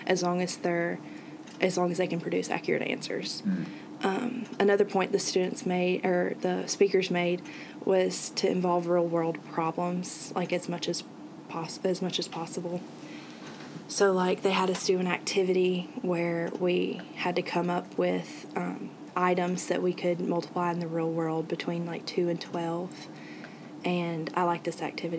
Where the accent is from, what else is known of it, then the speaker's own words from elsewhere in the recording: Brandon, Mississippi, United States; I'm from Brandon, Mississippi